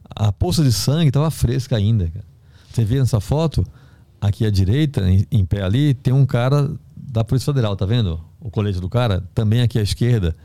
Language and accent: Portuguese; Recife, Pernambuco, Brazil; moved away as an adult; also born or lived in Belém; eu sou do Recife